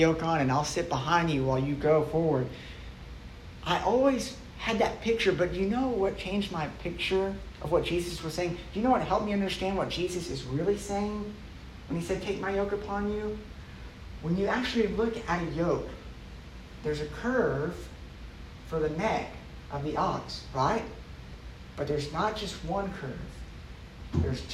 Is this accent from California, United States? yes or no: no; Dallas, Texas, United States; I grew up in Dallas